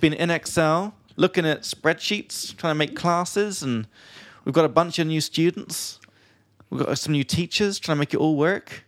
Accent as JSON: {"language": "English", "region": "England", "country": "United Kingdom", "said": "from England"}